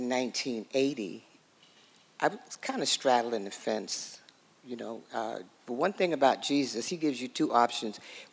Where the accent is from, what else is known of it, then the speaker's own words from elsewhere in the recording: New York City, New York, United States; I was born and raised in Harlem, New York